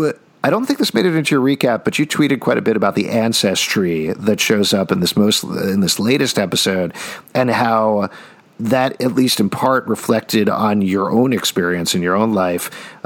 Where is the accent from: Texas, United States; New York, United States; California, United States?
Texas, United States; Houston; the first Vietnamese phrase that non-Vietnamese kids learned on the playground when I was growing up in Houston